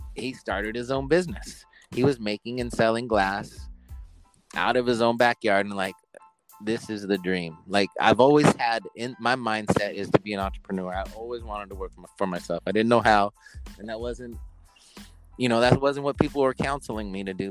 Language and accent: English; Oregon, United States; a young person growing up in Oregon